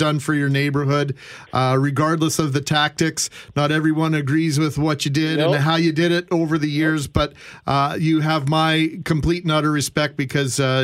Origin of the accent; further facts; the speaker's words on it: Winnipeg, Manitoba, Canada; growing up in the West End and hanging out at Isaac Brock Community Center